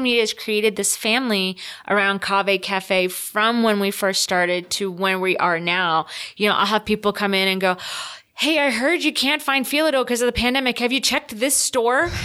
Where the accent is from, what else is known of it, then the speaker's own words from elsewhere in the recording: Rhode Island, United States; now in Salt Lake City, United States; I'm from Rhode Island